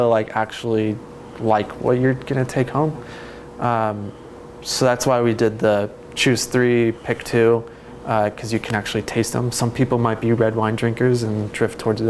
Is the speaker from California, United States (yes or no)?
yes; Bay Area, California, United States; moved away as an adult; now in Portland, United States; I came to Oregon because I grew up in the Bay Area